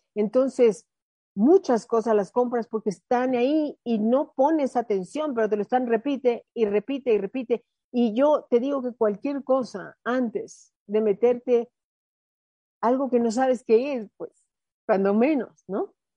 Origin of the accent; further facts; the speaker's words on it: Mexico; mi mexicana